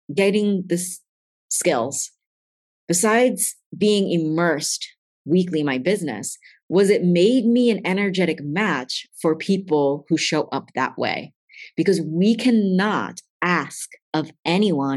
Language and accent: English; East Coast, United States; accent: East Coast; my accent's coming out because I'm getting East Coast fierce about this